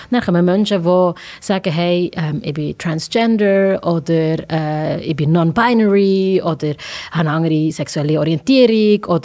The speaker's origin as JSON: {"language": "German", "town": "Langenthal", "region": "Bern", "country": "Switzerland", "said": "ich, weil ich von Langenthal komme. Verstehst du?"}